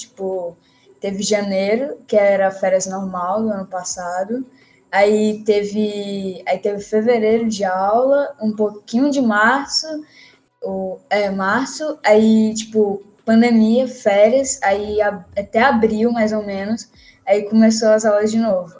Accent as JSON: {"language": "Portuguese", "town": "Teresina", "region": "Piauí", "country": "Brazil", "said": "sou aqui da cidade de Teresina"}